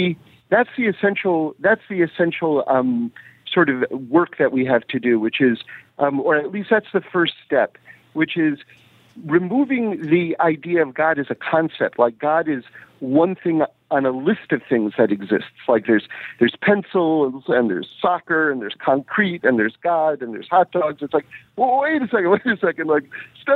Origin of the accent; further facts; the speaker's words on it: New York City, New York, United States; I grew up in New York City